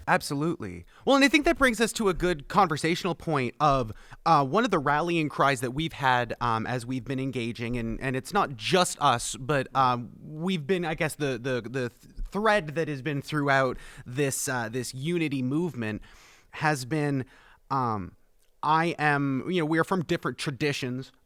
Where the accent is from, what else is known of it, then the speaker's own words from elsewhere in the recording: Canada; moved away as an adult; now in Plattsburgh, United States; I am the Canadian, so I was born and raised, um, outside of this country, but was brought uh, to the North Country about four years ago